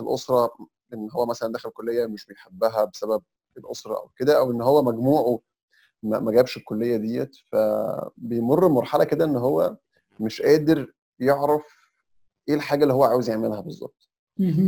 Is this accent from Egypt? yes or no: yes; Egypt; احنا كمصريين